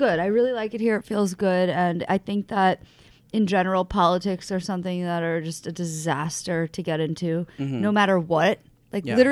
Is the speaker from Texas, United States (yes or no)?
no; New York, United States; I'm from New York and I grew up coming here